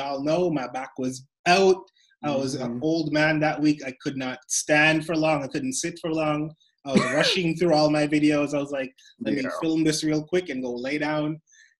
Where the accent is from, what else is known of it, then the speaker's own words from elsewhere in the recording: Toronto, Ontario, Canada; For those of you who know, I am from Toronto. And we've been on lockdown the longest in the world.